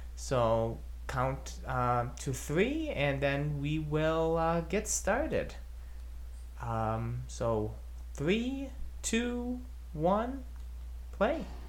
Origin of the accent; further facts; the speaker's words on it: Chicago, Illinois, United States; my hometown of Chicago, Illinois